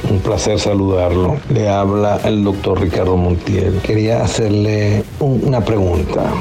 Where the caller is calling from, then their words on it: El Paso, Texas, United States; aquí de El Paso